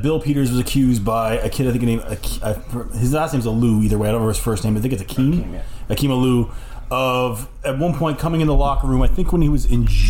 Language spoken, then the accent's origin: English; Little Bras d'Or, Nova Scotia, Canada; I'm from, like, Little Bernard.